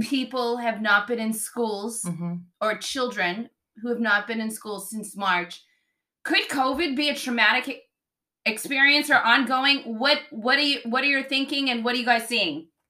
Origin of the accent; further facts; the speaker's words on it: Boston, Massachusetts, United States; growing up in Boston